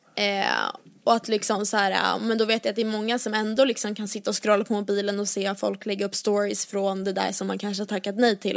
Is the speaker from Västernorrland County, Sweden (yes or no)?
no; Åkersberga, Stockholm County, Sweden; från Åkersberga där jag är uppvuxen